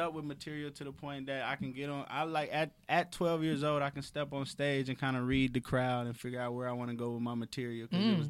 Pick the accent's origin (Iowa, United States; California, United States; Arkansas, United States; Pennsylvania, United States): Arkansas, United States; Little Rock; I got a town. I'm from Little Rock.